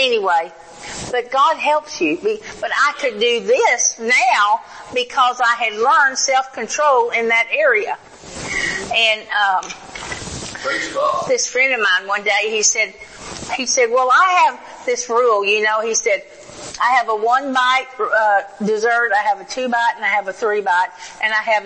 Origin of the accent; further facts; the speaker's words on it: the South, United States; now in Oklahoma, United States; I was raised in the South